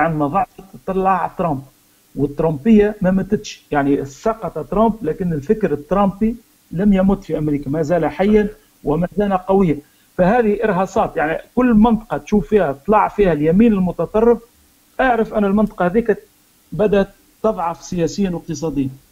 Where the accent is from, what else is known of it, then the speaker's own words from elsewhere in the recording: Tunisia; احنا كتوانسه او كمغاربه